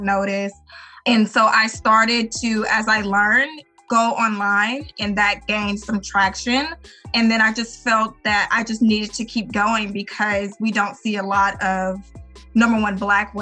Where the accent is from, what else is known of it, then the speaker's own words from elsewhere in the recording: Arkansas, United States; we are from Little Arkansas, you know, small country state